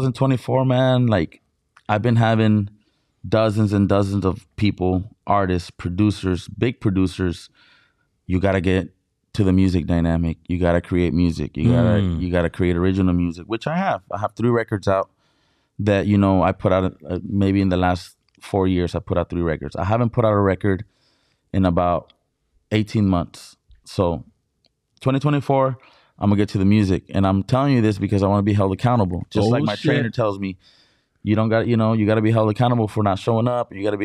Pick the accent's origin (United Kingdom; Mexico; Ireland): Mexico; Mexicali, Baja California; now in San Diego, United States; Because first of all, I'm from Baja California. I was born in Mexicali. Baja California, Mexico.